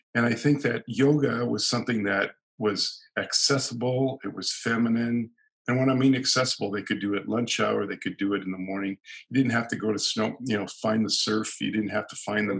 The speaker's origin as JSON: {"language": "English", "town": "San Diego", "region": "California", "country": "United States", "moved": "yes", "lives_now": "Canada", "said": "I was originally from California, San Diego, and living in Canada."}